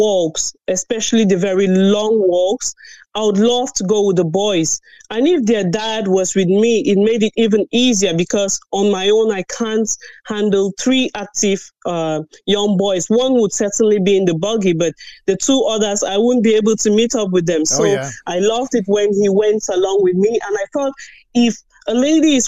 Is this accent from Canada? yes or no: no; Cameroon; now in Ireland; I'm originally from Cameroon